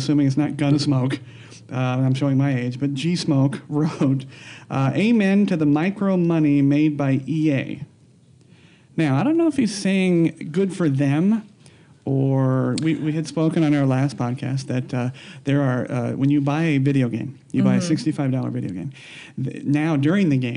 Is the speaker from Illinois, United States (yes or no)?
no; Las Vegas, Nevada, United States; we're all from Vegas